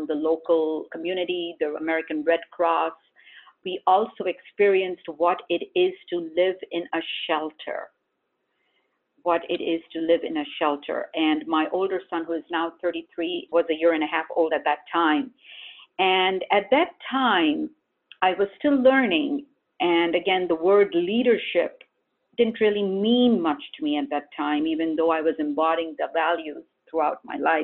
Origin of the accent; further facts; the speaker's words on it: India; now in Syracuse, United States; we did this as a family growing up in India